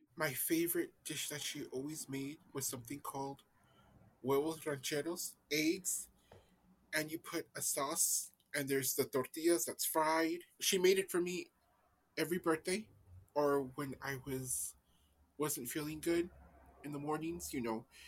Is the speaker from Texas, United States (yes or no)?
yes; El Paso, Texas, United States; I'm from El Paso, Texas